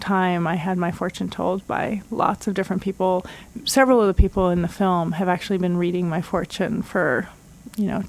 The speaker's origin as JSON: {"language": "English", "region": "Istanbul", "country": "Turkey", "moved": "yes", "lives_now": "Ann Arbor, United States", "said": "I'm from Istanbul, where this film was shot, and my new hometown is Ann Arbor"}